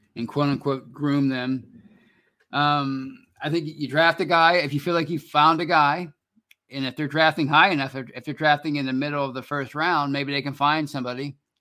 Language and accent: English; Pittsburgh, Pennsylvania, United States; I live in Pittsburgh. I'm from Pittsburgh